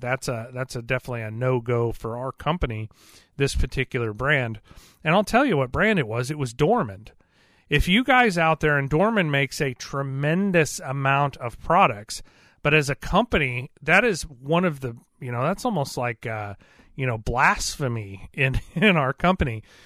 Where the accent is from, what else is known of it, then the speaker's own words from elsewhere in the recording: Missouri, United States; I'm from Missouri. This is the Show Me State